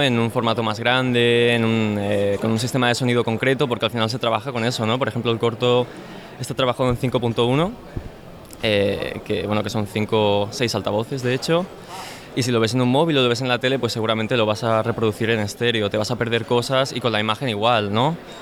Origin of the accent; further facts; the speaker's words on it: Spain; como españoles